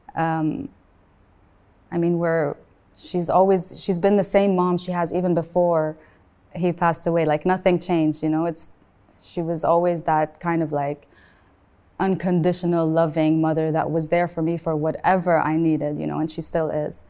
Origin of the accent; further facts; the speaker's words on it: Beirut, Beirut Governorate, Lebanon; also born or lived in Sharjah, United Arab Emirates; now in United Arab Emirates; I was born in Sharjah and I lived there for the first eight years of my life, and then I moved to Beirut and I grew up in Beirut